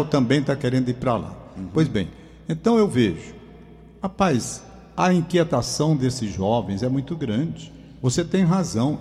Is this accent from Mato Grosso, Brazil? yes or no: no; Fortaleza, Ceará, Brazil; da casa ali onde eu moro, onde nasci, 72 anos morando na mesma casa